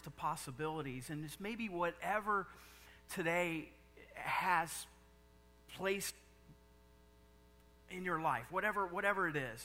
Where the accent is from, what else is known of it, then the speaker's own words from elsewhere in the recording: Indiana, United States; I'm from Indiana